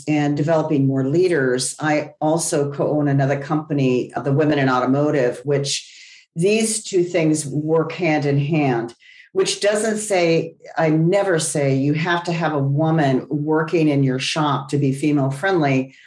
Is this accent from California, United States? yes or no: yes; Los Angeles, California, United States; I grew up in the San Fernando Valley